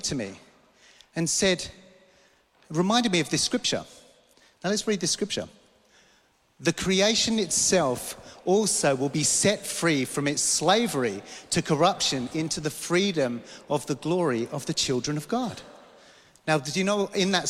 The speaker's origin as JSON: {"language": "English", "region": "London", "country": "United Kingdom", "tie": "born or raised there", "moved": "yes", "said": "I grew up in London"}